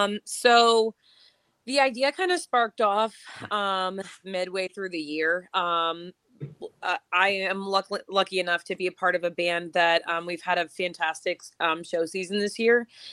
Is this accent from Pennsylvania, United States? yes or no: yes; Erie, Pennsylvania, United States; I'm from Erie